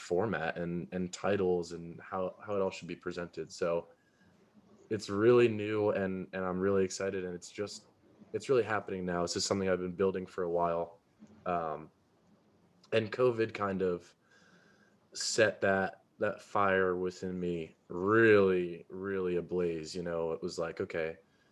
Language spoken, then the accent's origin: English; Carmel, New York, United States; Carmel, which is where I'm from